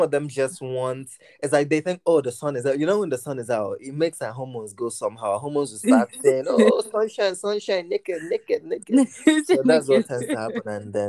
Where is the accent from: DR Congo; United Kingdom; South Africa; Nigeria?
United Kingdom; England; If he didn't get that, I'm English right now.